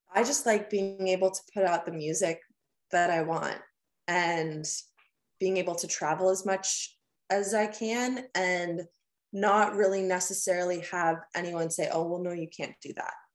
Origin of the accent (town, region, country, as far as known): Huntsville, Ontario, Canada; born or raised there; moved away as an adult; now in Nashville, United States